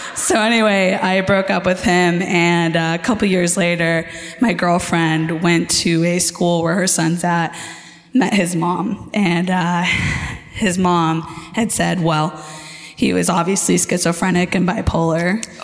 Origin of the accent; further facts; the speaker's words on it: San Diego, California, United States; Here, San Diego.